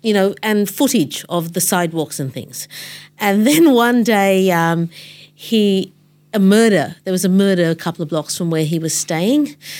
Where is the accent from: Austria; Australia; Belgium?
Australia; I'm brown. And I grew up in Australia